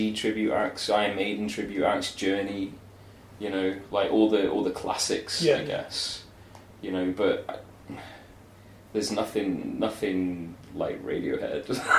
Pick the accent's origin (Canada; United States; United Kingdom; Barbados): United Kingdom; Manchester, North West England; I'm from the darkest ghettos of Manchester.